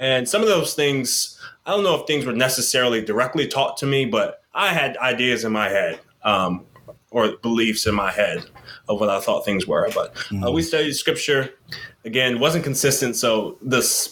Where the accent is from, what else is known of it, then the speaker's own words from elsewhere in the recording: Yorktown, Virginia, United States; also born or lived in Montgomery, Alabama / Richmond, Virginia; I was raised in Yorktown, Virginia, born in Montgomery, Alabama